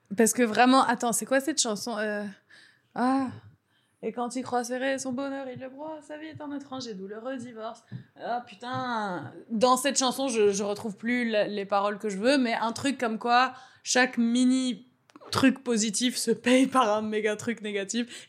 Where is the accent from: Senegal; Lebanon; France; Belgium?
Lebanon; Beirut, Beirut Governorate; born or raised there; moved away